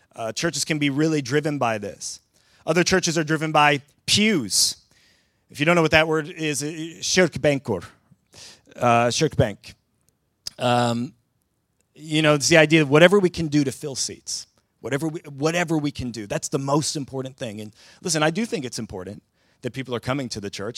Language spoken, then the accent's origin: English; southern Ontario, Canada; moved away as an adult; now in Sweden; as a Canadian who grew up in the southern part of the province of Ontario